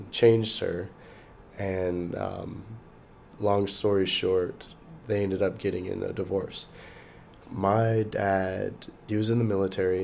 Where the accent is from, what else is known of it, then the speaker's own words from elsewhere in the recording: Fairbanks, Alaska, United States; moved away as an adult; also born or lived in Nashville, Tennessee; I'm from Fairbanks, Alaska